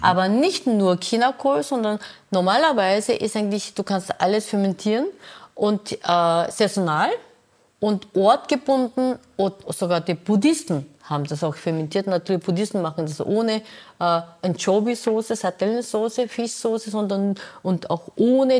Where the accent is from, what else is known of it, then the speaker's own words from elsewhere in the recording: Busan, South Korea; German is a second language; moved away as an adult; now in Vienna, Austria; Ich bin in Korea, in Busan geboren